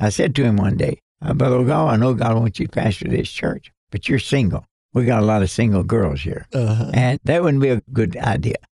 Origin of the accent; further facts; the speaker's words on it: Kentucky, United States; accent: Kentucky English; my Kentucky English